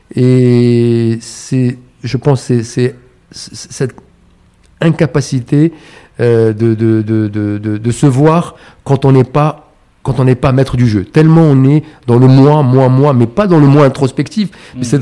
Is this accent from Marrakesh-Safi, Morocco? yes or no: no; Casablanca, Casablanca-Settat, Morocco; j'ai j'ai grandi à Casablanca.